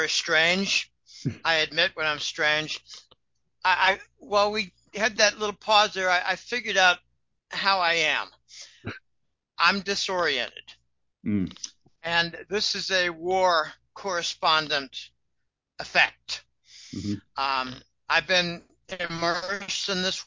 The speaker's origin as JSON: {"language": "English", "region": "Pennsylvania", "country": "United States", "said": "I come from Pennsylvania, and the Pennsylvania Dutch, by the way, that's Deutsch"}